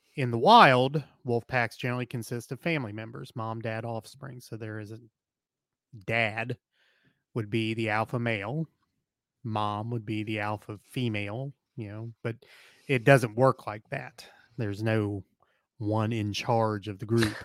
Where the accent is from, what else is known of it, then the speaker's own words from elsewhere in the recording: Appalachia, United States; being an Appalachian person